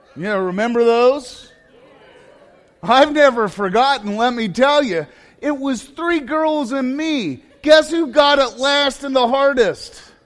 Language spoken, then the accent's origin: English; Johnstown, Ohio, United States; I'm from Johnstown.